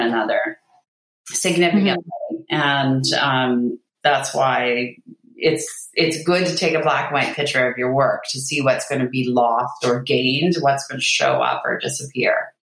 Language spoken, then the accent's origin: English; Canada; I'm Canadian. I'm in Canada